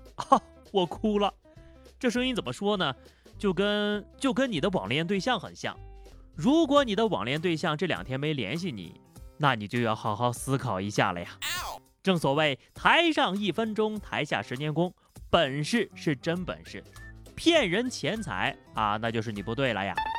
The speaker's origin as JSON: {"language": "Chinese", "region": "Yunnan", "country": "China", "said": "我们云南人吃野生菌的季节"}